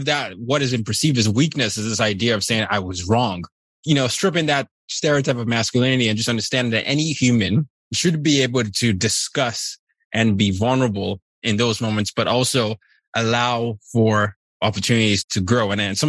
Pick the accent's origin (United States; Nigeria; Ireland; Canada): Nigeria; I'm from Nigeria, but I grew up in different parts of the world.